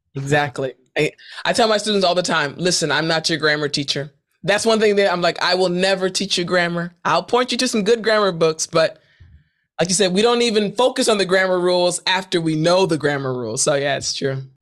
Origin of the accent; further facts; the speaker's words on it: United States; moved away as an adult; also born or lived in South Korea; I'm from Maryland. I'm from D C.